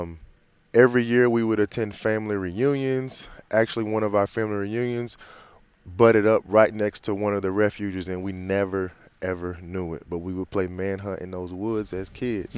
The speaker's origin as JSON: {"language": "English", "town": "Green Cove Springs", "region": "Florida", "country": "United States", "said": "I'm from a small town called Green Cove Springs, just outside of, uh, Jacksonville, Florida"}